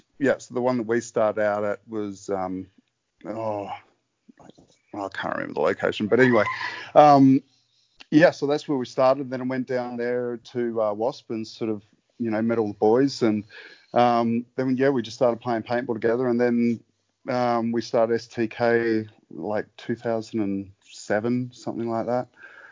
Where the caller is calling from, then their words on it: Perth, Western Australia, Australia; So I'm just calling in from my beautifully comfy couch in Perth, WA.